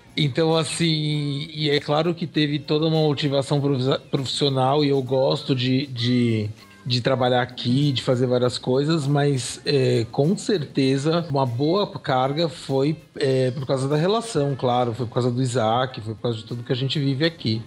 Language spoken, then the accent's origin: Portuguese; São Paulo, Brazil; also born or lived in Balneário Camboriú; now in Jaraguá do Sul, Brazil; eu nasci na Frei Caneca com a Paulista, né, na maternidade de São Paulo. Eu moro em Jaraguá do Sul.